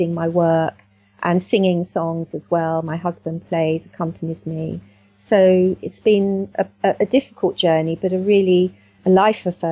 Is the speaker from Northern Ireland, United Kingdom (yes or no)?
no; Middlesex, London, United Kingdom; also born or lived in South Wales; I grew up in Middlesex